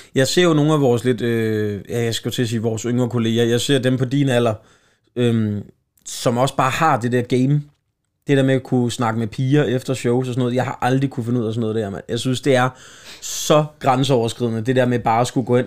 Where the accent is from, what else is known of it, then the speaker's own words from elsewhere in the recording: Slagelse, Zealand, Denmark; Slagelse, min hjemstavn